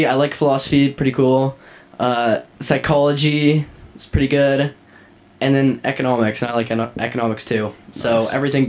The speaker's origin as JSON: {"language": "English", "country": "Canada", "moved": "as an adult", "lives_now": "Chicago, United States", "said": "I'm from Canada."}